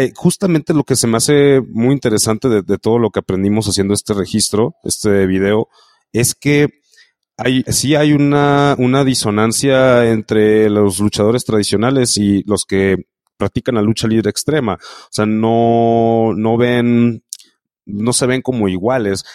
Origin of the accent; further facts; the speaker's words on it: Mexico; como mexicanos